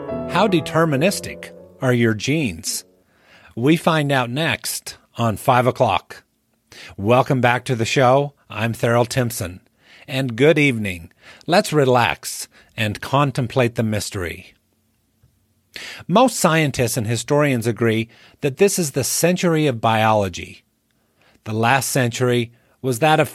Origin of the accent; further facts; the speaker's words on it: St. George, Utah, United States; moved away as an adult; St. George, Utah, which happens to be my hometown and where I've been living again the past few years.